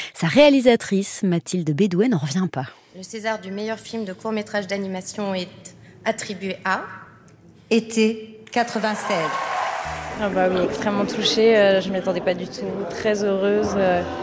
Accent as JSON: {"language": "French", "town": "Paris", "region": "Île-de-France", "country": "France", "said": "je suis parisienne mais d'origine bretonne"}